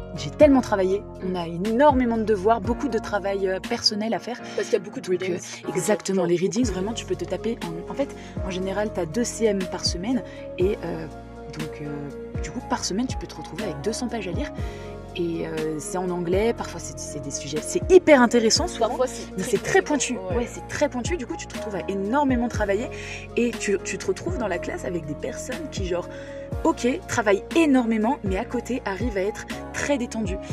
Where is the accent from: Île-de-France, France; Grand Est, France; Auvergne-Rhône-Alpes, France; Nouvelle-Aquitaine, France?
Île-de-France, France; Paris; moved away as an adult; j'habitais toujours chez moi à Paris